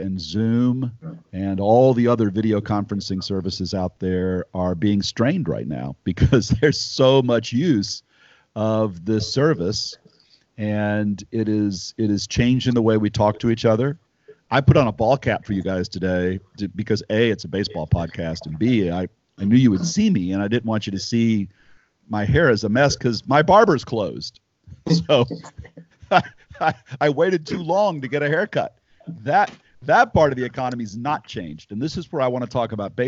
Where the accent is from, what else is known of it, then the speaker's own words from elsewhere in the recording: Nashville, Tennessee, United States; my hometown of Nashville